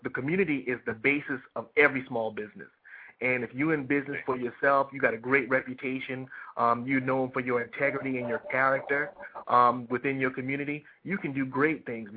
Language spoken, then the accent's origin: English; Charleston, South Carolina, United States; here in my hometown, Charleston, South Carolina